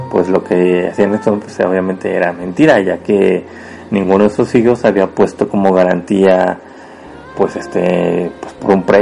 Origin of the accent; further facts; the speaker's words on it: Puebla, Mexico; yo soy originario de México, orgullosamente de Puebla